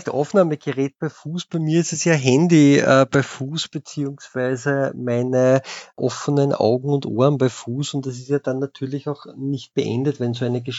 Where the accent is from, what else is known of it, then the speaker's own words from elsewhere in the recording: Vienna, Austria; Und wenn man sich als, als Wiener mit Fanpolitik und extremer Rechter beschäftigt, dann kommt man natürlich unweigerlich zu den zwei Wiener Großclubs